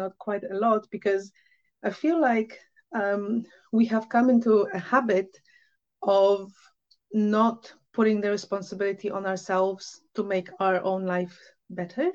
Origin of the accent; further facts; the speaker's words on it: Poland; moved away; I'm from Poland originally